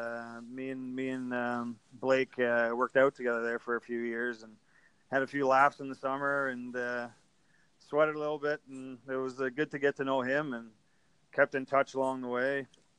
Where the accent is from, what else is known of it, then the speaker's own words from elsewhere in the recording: Orillia, Ontario, Canada; moved away as an adult; also born or lived in Germany / Japan; I'm from Orillia